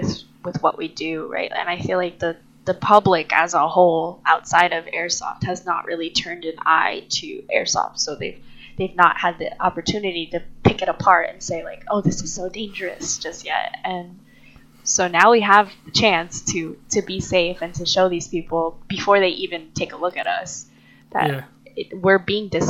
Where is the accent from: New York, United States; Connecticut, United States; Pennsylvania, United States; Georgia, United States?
New York, United States; now in California, United States; I'm originally from New York